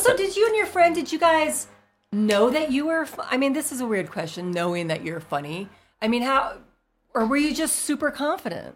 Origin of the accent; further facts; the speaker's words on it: Florida, United States; I'm from Florida